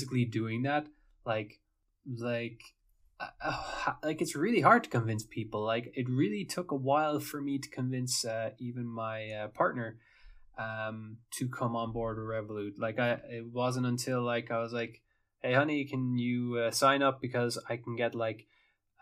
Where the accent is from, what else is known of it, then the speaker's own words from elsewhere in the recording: Ireland; moved away; I'm Irish